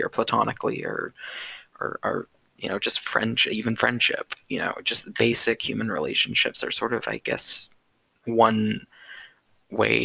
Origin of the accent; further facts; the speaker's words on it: California, United States; moved away as an adult; now in Texas, United States; I'm in a Texas campus, and I'm from California